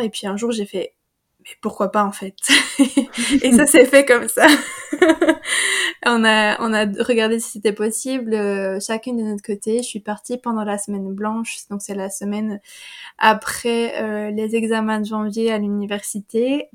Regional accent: Wallonia, Belgium; je suis une compatriote belge. j'habite dans j'habite dans la région liégeoise

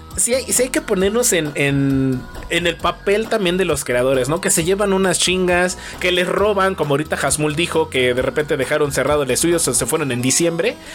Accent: Mexico

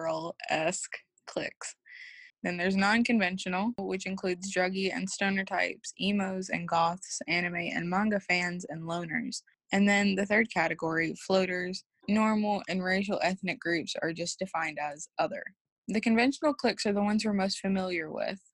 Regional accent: Southern Kentucky, United States; I'm a freshman from Southern Kentucky.

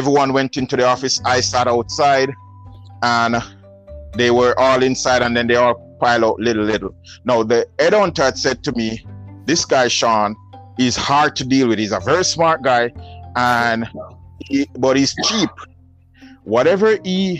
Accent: Jamaica; accent: Jamaican; moved away; I'm from Jamaica, not Trinidad

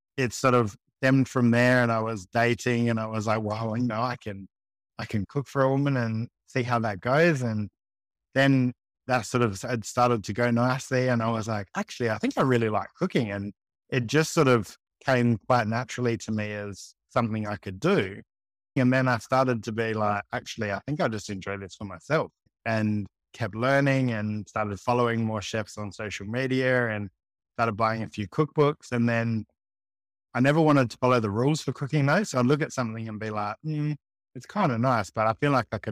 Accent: Adelaide, South Australia, Australia; I'm Adelaide born and bred, always been here

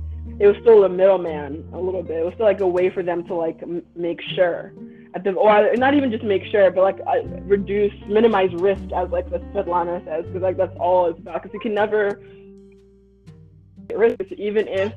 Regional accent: the South, United States; also born or lived in Nigeria; growing up in the South

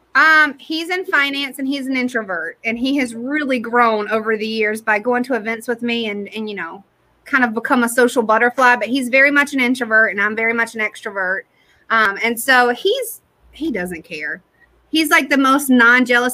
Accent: Durham, North Carolina, United States; also born or lived in New York City / Detroit / California; I'm from Durham

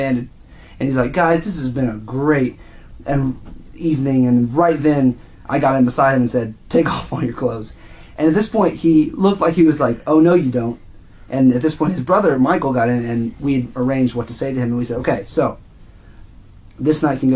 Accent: France; moved away; I grew up in France

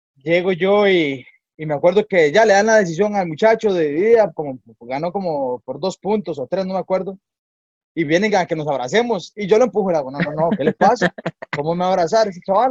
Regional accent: Escazú, San José, Costa Rica; yo soy de Escazú, soy de Escazú, de allá en un pueblito en el Pedero, sumamente humilde, una familia muy humilde, muy trabajadora. Bueno, yo crecí con mi abuelita

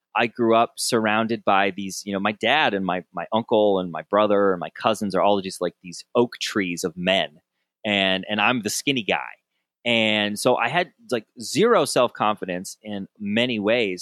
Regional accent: Southern Michigan, United States; growing up in Sou-, in Southern Michigan

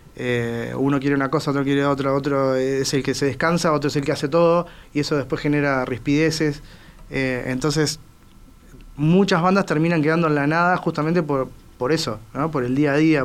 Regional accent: Uruguay; como buen uruguayo

